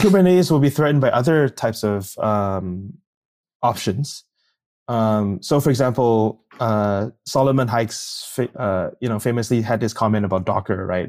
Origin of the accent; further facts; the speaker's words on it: Singapore; moved away; I'm from Singapore, and that means you have to kinda go back and work in a s-, civil service.